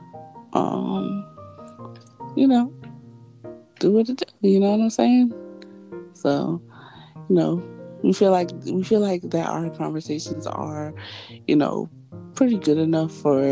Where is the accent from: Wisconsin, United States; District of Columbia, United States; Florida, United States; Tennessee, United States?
Florida, United States; I am from Florida